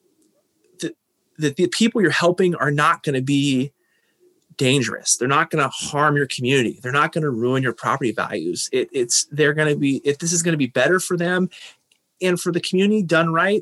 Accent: Tacoma, Washington, United States; I would stay in Tacoma

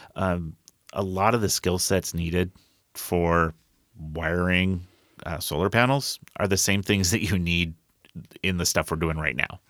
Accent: Colville, Washington, United States; also born or lived in Rochester, Minnesota; now in Tacoma, United States; I grew up in Colville, Kettle Falls. This is very rural areas

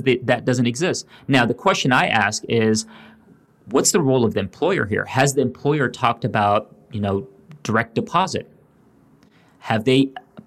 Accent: Louisville, Kentucky, United States; I grew up in Louisville, Kentucky

